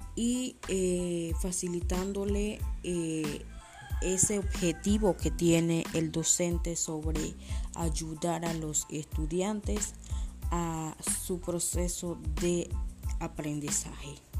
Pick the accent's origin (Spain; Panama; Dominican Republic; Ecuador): Panama; como panameños